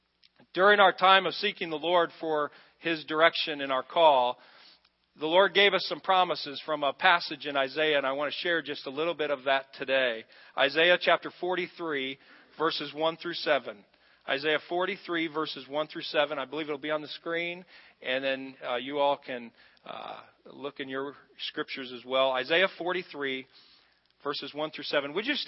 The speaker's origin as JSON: {"language": "English", "country": "United States", "tie": "born or raised there", "said": "growing up in America"}